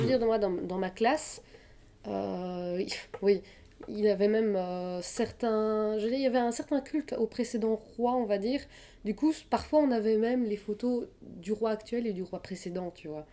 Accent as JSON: {"language": "French", "country": "Belgium", "said": "moi, je suis belge, donc ça veut dire que je regardais Place Royale tous les dimanches"}